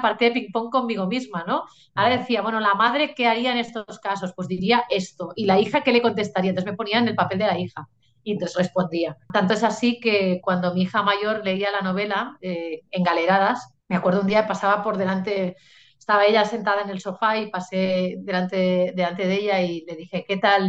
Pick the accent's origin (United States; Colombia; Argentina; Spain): Spain; Catalonia; en catalán tenemos lo que llamamos las pronombres feplas